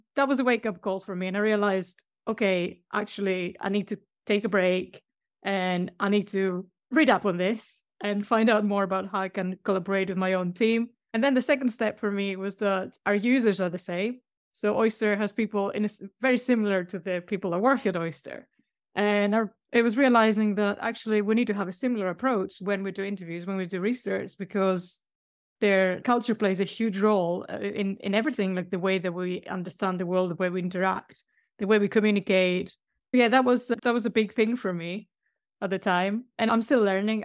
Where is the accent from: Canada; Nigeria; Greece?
Greece; now in Sheffield, United Kingdom; I live in a place called Sheffield. It's quite a green city, one of the greenest in Europe. But I'm from Greece.